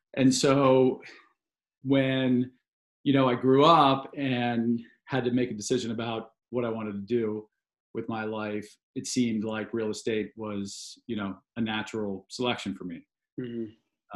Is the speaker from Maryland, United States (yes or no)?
yes; a suburb of DC, Maryland, United States; moved away as an adult; also born or lived in New York City; I grew up in in Maryland um, in a suburb of DC